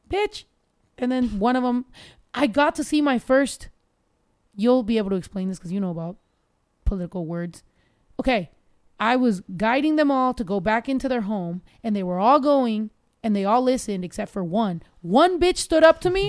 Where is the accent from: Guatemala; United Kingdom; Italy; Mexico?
Mexico; because I was raised so much in Mexico